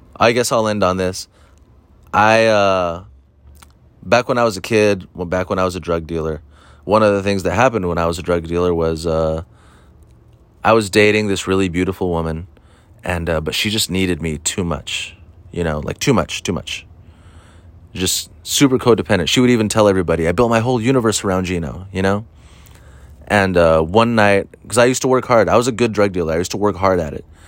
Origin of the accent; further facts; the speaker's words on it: Huntington Beach, California, United States; I grew up in Huntington Beach